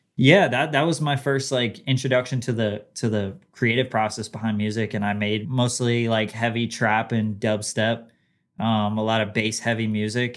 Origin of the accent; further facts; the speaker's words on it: New Jersey, United States; So it wasn't just in Jersey, but I was, I grew up there